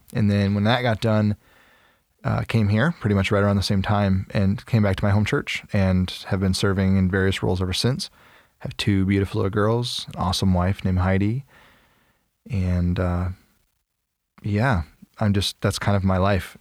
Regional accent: Freeport, Illinois, United States; also born or lived in St. Louis; I was born in Freeport, Illinois, as a baby

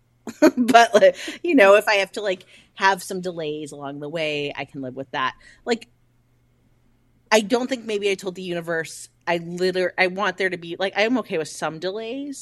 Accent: Midwest, United States; I am from the Midwest

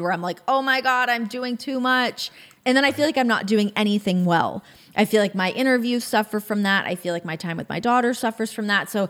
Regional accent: Canada; as a Canadian

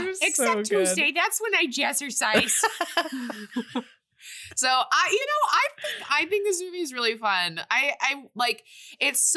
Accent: Chicago, Illinois, United States; growing up in Chicago, I grew up going to both White Sox and Cubs games

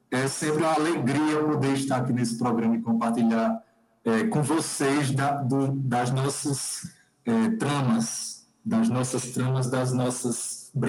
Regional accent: Pombal, Paraíba, Brazil; moved away as an adult; now in João Pessoa, Brazil; Eu vim da cidade de Pombal, interior da Paraíba, e lá meu pai construiu um teatro no quintal lá de casa.

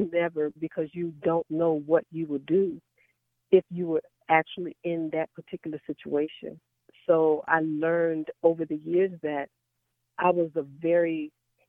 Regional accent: New York City, New York, United States; now in Dallas, United States; Born and raised in the Bronx, New York, with my mom and my dad and my two sisters.

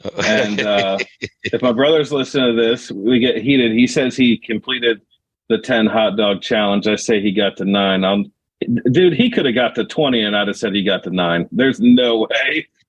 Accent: Wapakoneta, Ohio, United States; I'm from Wapakoneta, Ohio, which is the birthplace of Neil Armstrong.

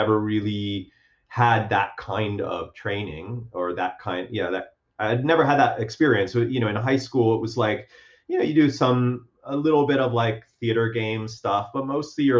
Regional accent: Miami, Florida, United States; moved away as an adult; also born or lived in Chicago; I was from Miami

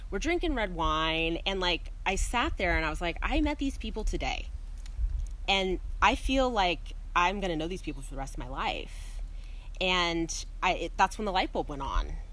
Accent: Salinas, California, United States; moved away as an adult; also born or lived in Australia / London / Sydney; now in Oregon, United States; I grew up in Salinas, California

